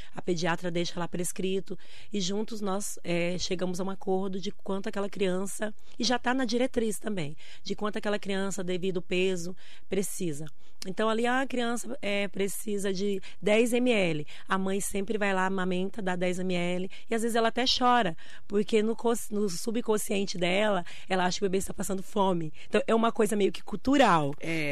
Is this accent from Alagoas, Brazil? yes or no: no; Bahia, Brazil; now in Mogi das Cruzes, Brazil; Nasci na Bahia, no interior